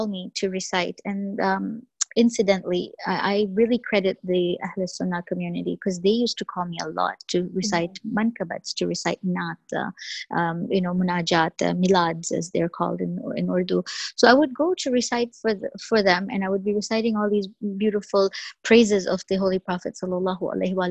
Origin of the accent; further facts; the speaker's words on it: Canada; first language English; growing up in Canada, of course, you have to take French